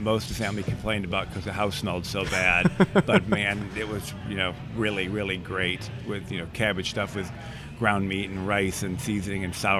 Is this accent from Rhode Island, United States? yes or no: no; Flint, Michigan, United States; now in Atlanta, United States; I grew up in Michigan, so it was, you know, a different setting